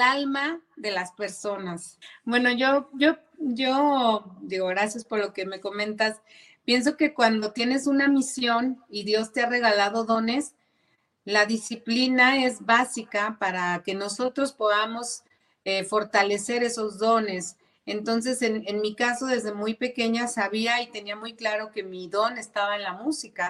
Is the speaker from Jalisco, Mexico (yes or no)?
yes; Zapopan, Jalisco, Mexico